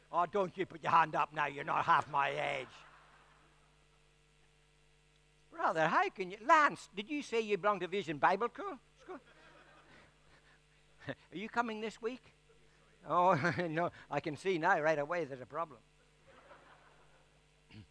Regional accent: Ireland; I'm Irish

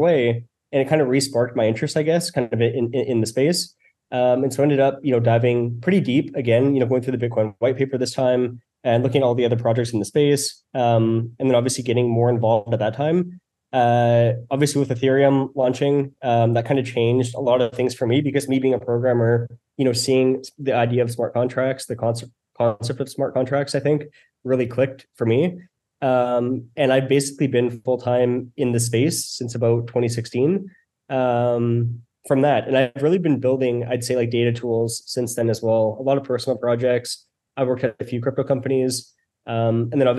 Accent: Canada; I'm from Canada.

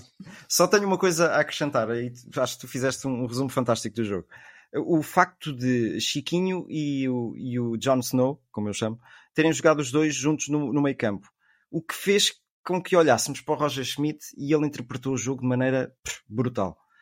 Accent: Lisbon, Portugal; sou de Lisboa

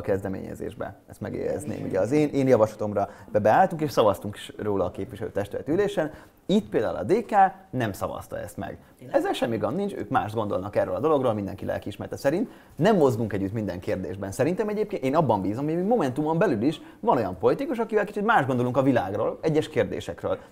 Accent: Hungary; Én európai vagyok, én magyar vagyok, én fradista vagyok, én sváb vagyok

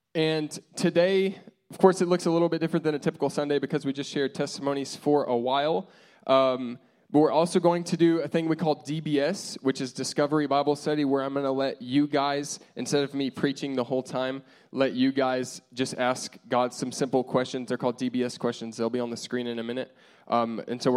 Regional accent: United States; we're American

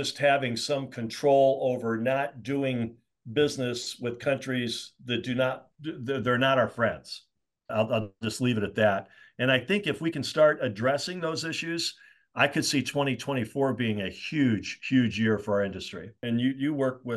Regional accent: Indianapolis, Indiana, United States; Indianapolis, you know, my hometown

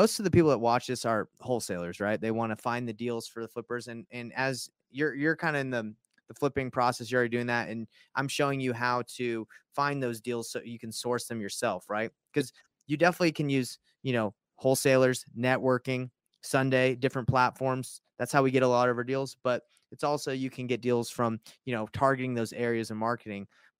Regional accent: Georgia, United States; moved away; My buddy that I grew up with in Georgia

